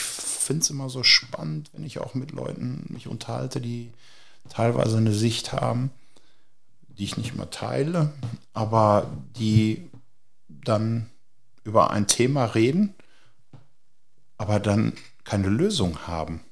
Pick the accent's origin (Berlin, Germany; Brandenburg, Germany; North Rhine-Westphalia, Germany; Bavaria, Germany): North Rhine-Westphalia, Germany; Hagen; ich komme aus Hagen.